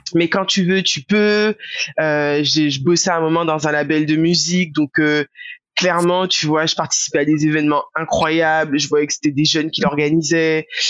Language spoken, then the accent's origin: French; Guadeloupe; moved away; also born or lived in Marseille; le fait d'avoir grandi en Guadeloupe